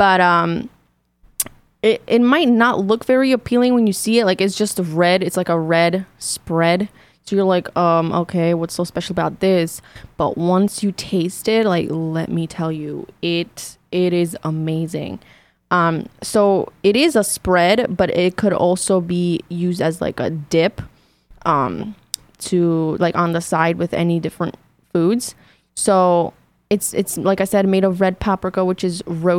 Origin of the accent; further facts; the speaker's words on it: North Macedonia; now in United States; when I came from Macedonia to the States